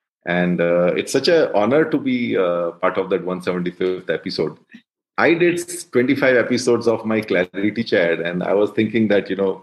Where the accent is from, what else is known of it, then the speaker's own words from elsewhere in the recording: Uttarakhand, India; moved away as an adult; also born or lived in Prayagraj / Hyderabad / Mumbai; I grew up in Uttarakhand.